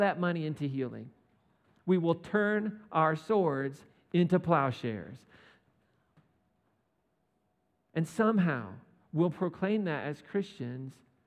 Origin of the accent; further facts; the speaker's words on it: United States; As an American